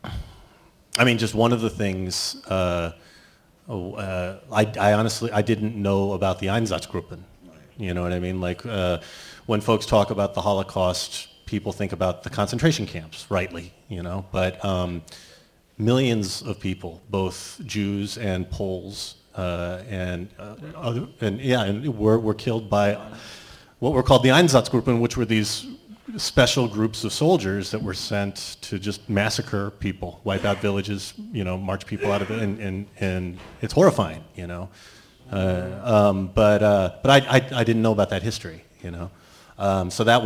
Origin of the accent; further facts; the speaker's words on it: Dallas, Texas, United States; I grew up in Dallas, Texas